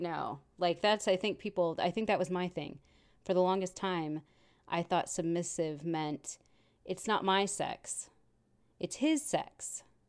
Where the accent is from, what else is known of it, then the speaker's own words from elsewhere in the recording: Texas, United States; I'm from Texas and the men are very robust and very macho